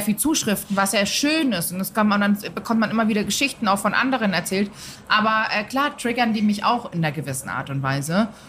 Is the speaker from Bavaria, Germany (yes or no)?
yes; Munich, Bavaria, Germany; ich bin aus München